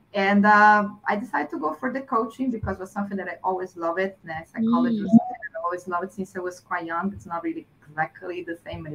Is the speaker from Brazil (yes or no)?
yes; Brazil; also born or lived in Spain; now in Bangkok, Thailand; I'm from Brazil. I left Brazil. I lived in Spain as well for 3.5 years. And I'm in Bangkok for 14 years now.